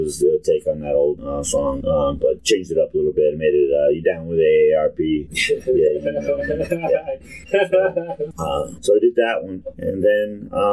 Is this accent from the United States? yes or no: yes; East Cleveland, Ohio, United States; I was born in East Cleveland